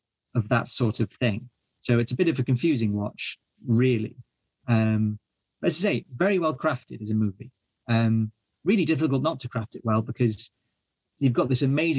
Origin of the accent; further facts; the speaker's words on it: Wales, United Kingdom; being Welsh